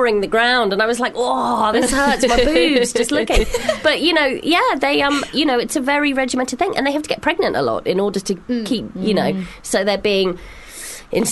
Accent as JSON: {"language": "English", "country": "Hong Kong", "tie": "born or raised there", "moved": "yes", "said": "I grew up in a city. I grew up in Hong Kong"}